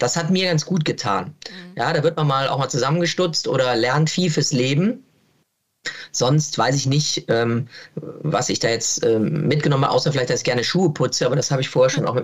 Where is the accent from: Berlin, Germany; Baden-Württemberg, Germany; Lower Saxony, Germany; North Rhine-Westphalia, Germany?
North Rhine-Westphalia, Germany; Cologne; ja, Ports ist meine Heimat und ich bin viel unterwegs beruflich und bin ganz froh, wenn ich hier ins Nest zurückkommen kann.